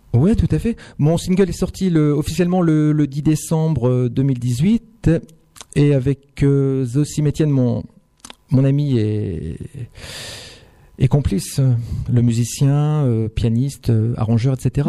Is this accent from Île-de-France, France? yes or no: no; Maubeuge, Hauts-de-France, France; also born or lived in Lille / Montpellier; Je suis né à Maubeuge